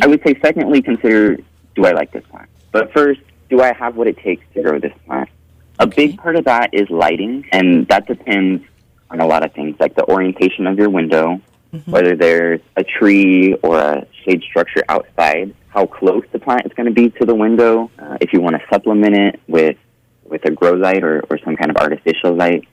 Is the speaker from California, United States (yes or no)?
yes; Bakersfield, California, United States; also born or lived in Oregon; I was born and raised in Bakersfield.